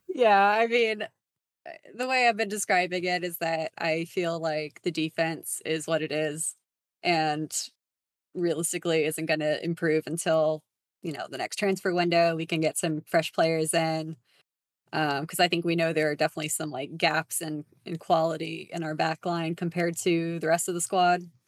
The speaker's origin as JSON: {"language": "English", "town": "San Antonio", "region": "Texas", "country": "United States", "said": "I'm also from San Antonio, Texas"}